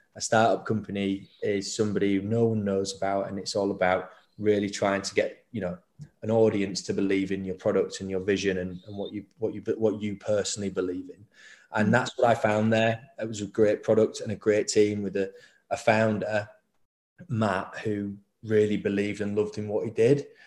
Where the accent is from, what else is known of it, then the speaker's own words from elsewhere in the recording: Leeds, Yorkshire and the Humber, United Kingdom; I grew up in Leeds